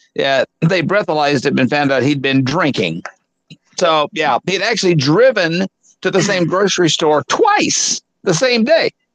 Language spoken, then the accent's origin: English; Arkansas, United States; moved away; I'm back in my hometown